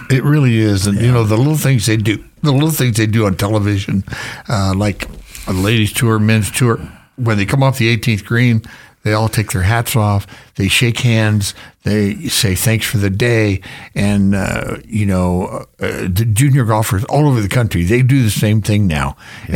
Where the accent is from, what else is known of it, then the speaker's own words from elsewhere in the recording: Florida, United States; moved away as an adult; also born or lived in Georgia / Las Vegas; now in Star, United States; I grew up in Florida